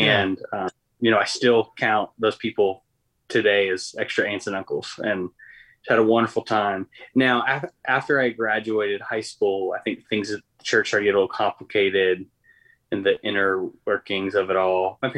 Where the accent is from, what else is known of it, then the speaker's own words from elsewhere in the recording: Punxsutawney, Pennsylvania, United States; also born or lived in Kentucky; now in Nashville, United States; And grew up in Punxsutawney, Pennsylvania, home of the Groundhog.